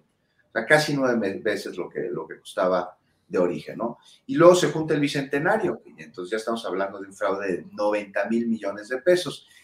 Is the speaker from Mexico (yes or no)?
yes; Mexico; como ciudadano mexicano